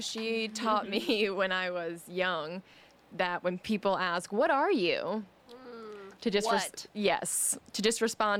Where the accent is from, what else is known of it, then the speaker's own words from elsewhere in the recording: small-town Illinois, United States; now in San Diego, United States; So my mom and I grew up primarily in small-town Illinois. I was born out here in San Diego, spent a lot of time out here growing up.